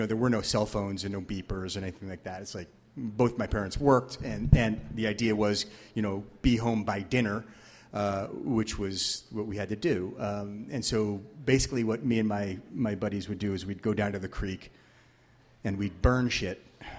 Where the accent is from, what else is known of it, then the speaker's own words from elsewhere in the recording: Shoreline, Washington, United States; I grew up over there in Innis Arden. And as my mother would say, we grew up on the dark side of Innis Arden, so we didn't have a view of the water or the Olympics or anything.